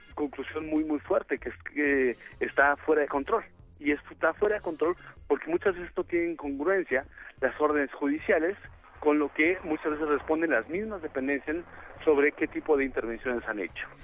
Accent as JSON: {"language": "Spanish", "country": "Mexico"}